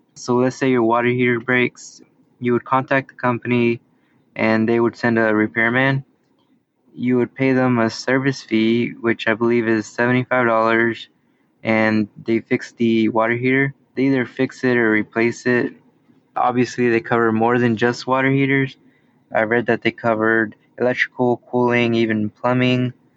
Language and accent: English; South Texas, United States; I'm from South Texas.